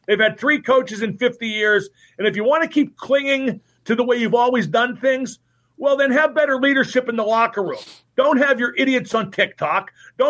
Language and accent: English; Pittsburgh, Pennsylvania, United States; I grew up in Pittsburgh